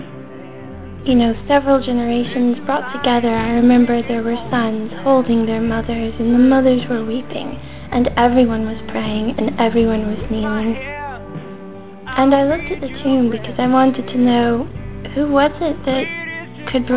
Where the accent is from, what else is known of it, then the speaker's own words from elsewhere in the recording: United States; I'm from America